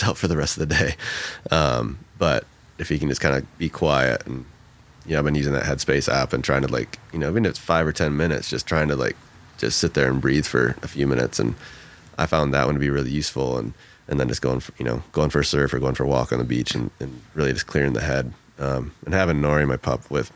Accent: Michigan, United States; moved away as an adult; now in Oregon, United States; I grew up in Michigan, moved out west like 20 years ago

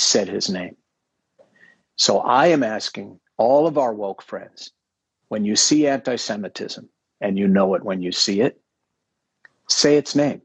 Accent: Minneapolis, Minnesota, United States; I grew up in Minneapolis

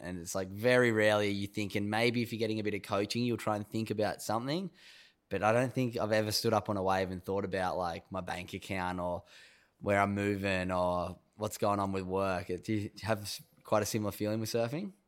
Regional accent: North Narrabeen, New South Wales, Australia; I grew up in North Narrabeen

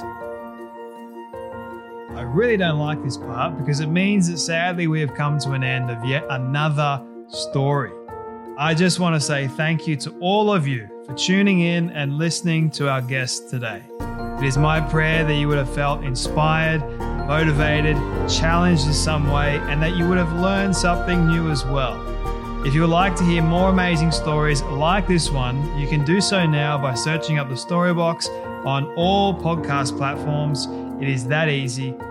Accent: Australia; here in Australia

